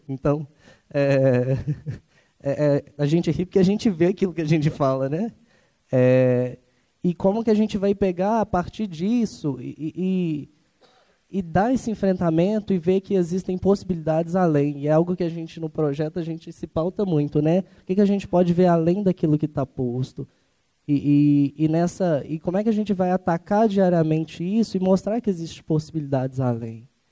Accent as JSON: {"language": "Portuguese", "town": "Ribeirão das Neves", "region": "Minas Gerais", "country": "Brazil", "said": "eu também sou de Ribeirão das Neves"}